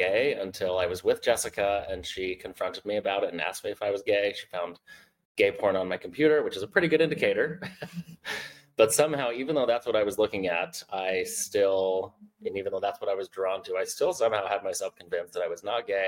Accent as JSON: {"language": "English", "region": "Southeast Idaho", "country": "United States", "tie": "born or raised there", "said": "I grew up in Southeast Idaho, a very conservative community in a Mormon family"}